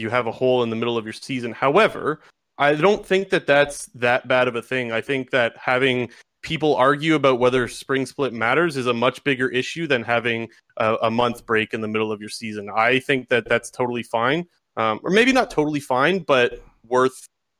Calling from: Sarnia, Ontario, Canada; Sarnia, Ontario.

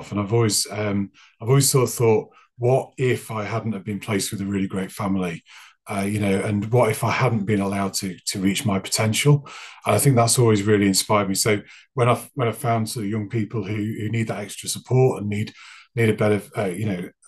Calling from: Wales, United Kingdom; I'm joining you from North Wales in the UK

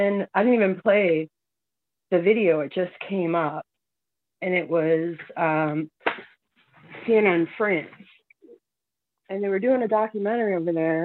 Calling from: Massachusetts, United States; I'm calling from Massachusetts.

